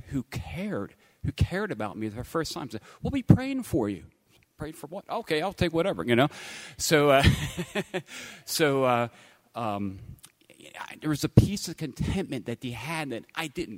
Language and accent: English; Langhorne-Newtown area, Pennsylvania, United States; I grew up in the Langhorne-Newtown area